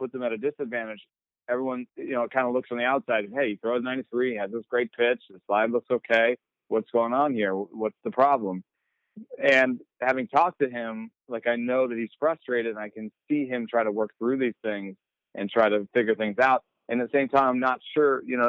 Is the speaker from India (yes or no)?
no; Jamaica; I was born in Jamaica.